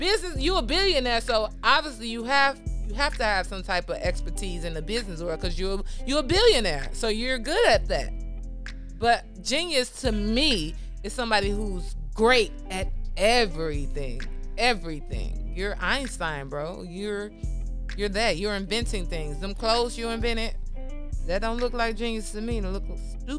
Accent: Chicago, Illinois, United States; I'm from Chicago

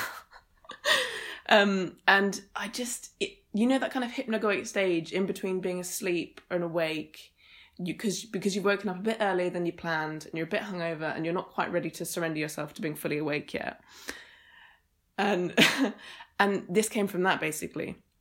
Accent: Suffolk, East of England, United Kingdom; moved away as an adult; also born or lived in Edinburgh; so I grew up in Suffolk, which is in East Anglia

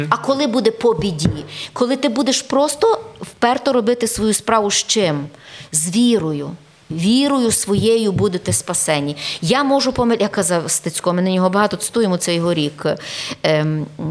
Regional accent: Galicia, Ukraine; ми, галичани

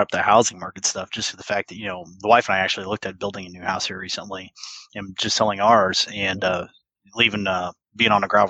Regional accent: Midwest, United States; I'm this kid from the Midwest, grew up in a small town of like 1,000 people.

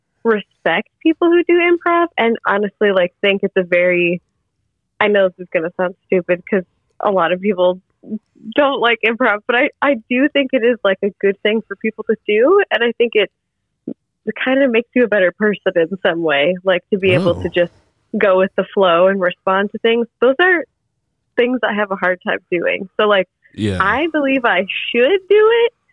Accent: Detroit, Michigan, United States; moved away as an adult; now in Bloomington, United States; I am from Michigan and the Detroit area

